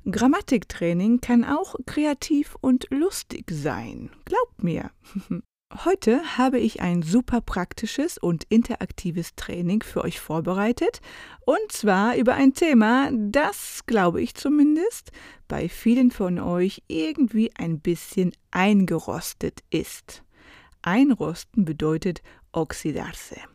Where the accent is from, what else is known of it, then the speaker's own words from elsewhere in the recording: Germany; für mich als Deutsche